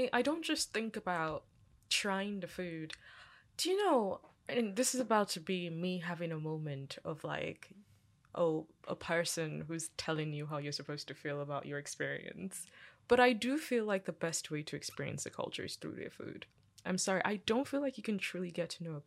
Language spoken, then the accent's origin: English; Florida, United States; I grew up in Florida as well